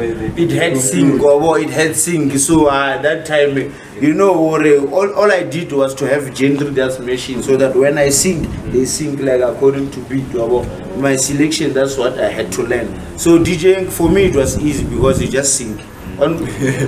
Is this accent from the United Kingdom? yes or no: no; Limpopo, South Africa; moved away; I was born in Limpopo, right? I grew up there, and then I came back this side for schooling.